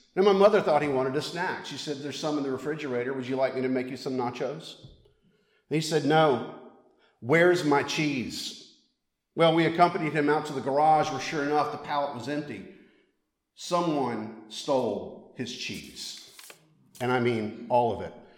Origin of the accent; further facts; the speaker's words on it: Mississippi, United States; now in Savannah, United States; I live in Savannah, Georgia. That's in the south of the United States but I grew up in Mississippi